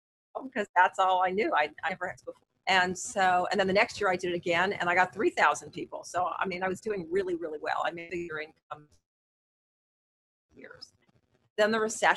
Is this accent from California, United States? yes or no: yes; Los Angeles, California, United States; also born or lived in San Diego; I'm from Los Angeles